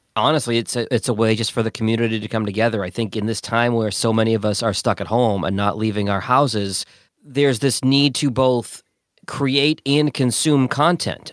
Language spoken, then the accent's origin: English; Boston, Massachusetts, United States; also born or lived in Detroit; now in Louisiana, United States; I grew up in Boston and went to Detroit and then Louisiana.